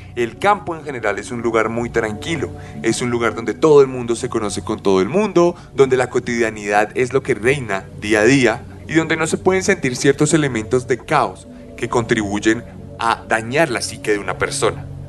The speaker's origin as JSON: {"language": "Spanish", "country": "Colombia"}